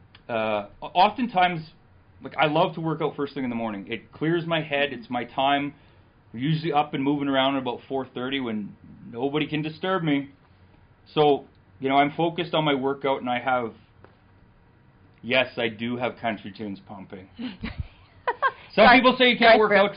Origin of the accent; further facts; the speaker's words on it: Selkirk, Manitoba, Canada; I was born in Selkirk.